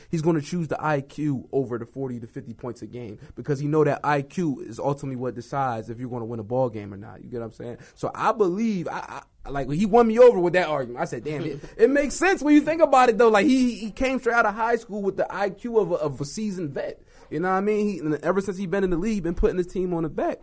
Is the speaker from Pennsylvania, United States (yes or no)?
yes; Philadelphia, Pennsylvania, United States; we're from Philly